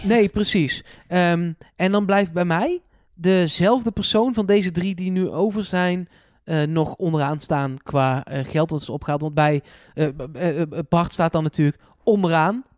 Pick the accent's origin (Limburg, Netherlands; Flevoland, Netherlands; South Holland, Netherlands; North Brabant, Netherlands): North Brabant, Netherlands; Eindhoven; voor mij als Eindhovenaar